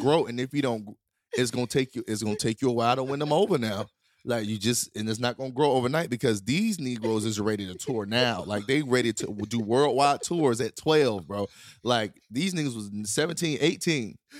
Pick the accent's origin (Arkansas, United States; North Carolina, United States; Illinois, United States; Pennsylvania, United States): North Carolina, United States; Durham; moved away as an adult; also born or lived in Wilson / Los Angeles; growing up in Durham